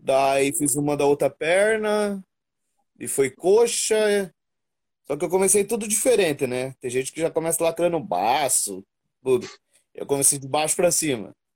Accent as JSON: {"language": "Portuguese", "region": "Paraná", "country": "Brazil", "moved": "as an adult", "lives_now": "São Paulo, Brazil", "said": "sou do Paraná"}